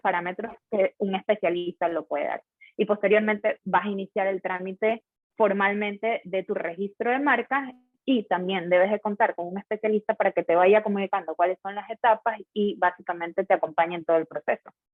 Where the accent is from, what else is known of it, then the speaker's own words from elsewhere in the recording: Guayaquil, Guayas, Ecuador; yo soy de Guayaquil, entonces estaba acá en la regional de Guayaquil